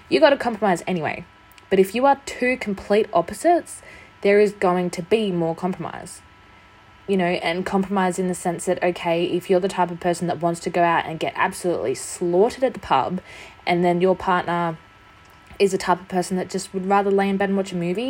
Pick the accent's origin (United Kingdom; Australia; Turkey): Australia; I'm an Australian. We don't really celebrate Halloween.